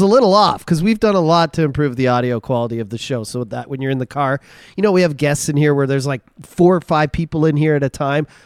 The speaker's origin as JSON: {"language": "English", "region": "Ontario", "country": "Canada", "moved": "as an adult", "lives_now": "Alberta, Canada", "said": "I come from Ontario"}